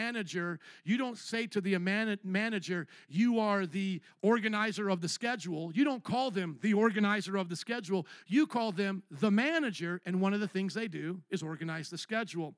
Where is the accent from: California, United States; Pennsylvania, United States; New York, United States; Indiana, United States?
Indiana, United States; moved away as an adult; also born or lived in Louisiana; now in Chicago, United States; I came from the cornfields of Indiana via the swamps of Louisiana up to Chicago